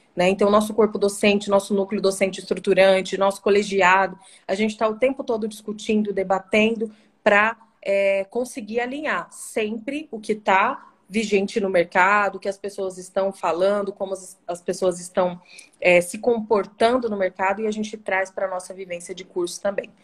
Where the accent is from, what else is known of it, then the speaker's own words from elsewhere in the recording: Dourados, Mato Grosso do Sul, Brazil; also born or lived in Cuiabá, Mato Grosso; eu saí de Dourados para fazer esse curso, aqui em Dourados, na Unigran